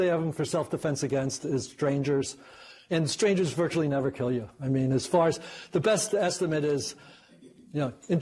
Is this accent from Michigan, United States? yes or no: no; New York City, New York, United States; I was raised in Queens